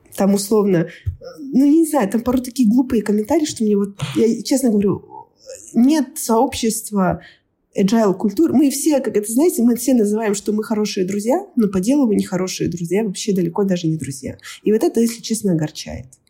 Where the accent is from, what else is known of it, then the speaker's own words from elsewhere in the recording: Kazakhstan; moved away as an adult; now in Australia; я из Казахстана